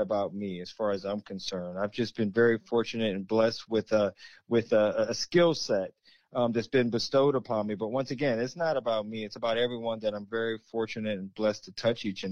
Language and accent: English; Hampton, Virginia, United States; also born or lived in Richmond, Virginia; Where I'm from is the south, in Richmond, Virginia. Where I grew up in Hampton